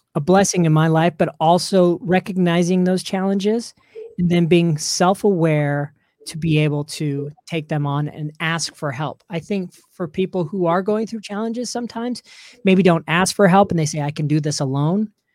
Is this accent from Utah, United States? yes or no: yes; Salt Lake City, Utah, United States; also born or lived in Orlando; And this is where I grew up here in Salt Lake City.